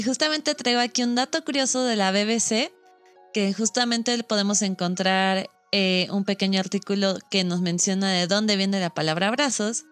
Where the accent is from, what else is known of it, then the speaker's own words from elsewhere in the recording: Mexico; Nosotros como mexicanos